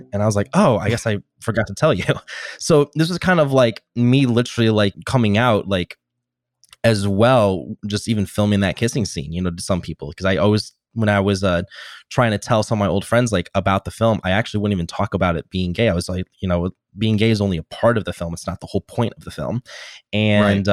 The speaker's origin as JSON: {"language": "English", "town": "Normal", "region": "Illinois", "country": "United States", "tie": "born or raised there", "said": "my hometown called the Normal Corn Belters."}